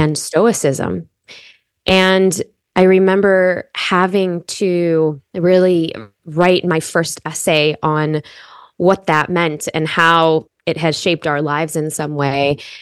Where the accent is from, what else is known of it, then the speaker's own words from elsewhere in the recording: Chicago, Illinois, United States; I grew up in Chicago